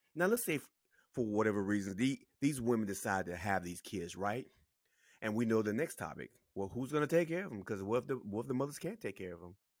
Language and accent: English; South Carolina, United States; I'm from South Carolina